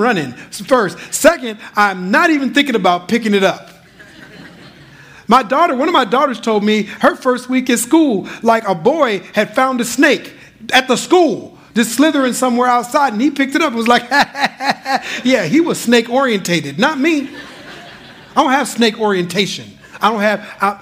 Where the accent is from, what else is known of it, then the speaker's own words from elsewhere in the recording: Minnesota, United States; moved away as an adult; now in Bay Area, United States; we're originally from Minnesota